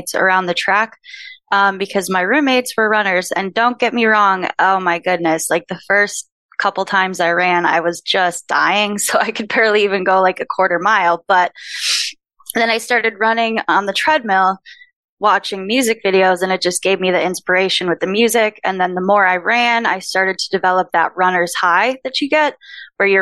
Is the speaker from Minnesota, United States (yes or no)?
yes; Minnesota, United States; moved away; also born or lived in San Diego; I'm from Minnesota